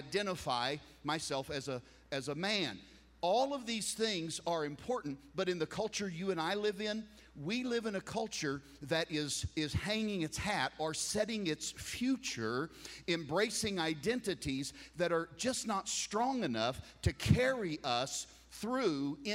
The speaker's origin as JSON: {"language": "English", "country": "United States", "said": "I'm a flag waver. I'm an American"}